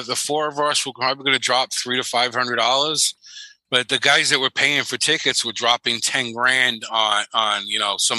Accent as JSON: {"language": "English", "town": "New York City", "region": "New York", "country": "United States", "tie": "born or raised there", "said": "I grew up in New York City"}